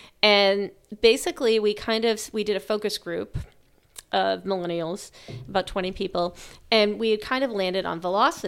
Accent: South Shore, Massachusetts, United States; I grew up in the South Shore

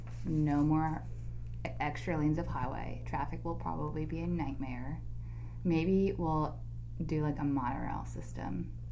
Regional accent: Philadelphia, Pennsylvania, United States; now in Austin, United States; Philadelphia, Pennsylvania.

